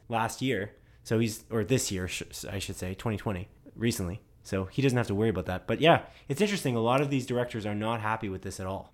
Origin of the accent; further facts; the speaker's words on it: Canada; We're Canadian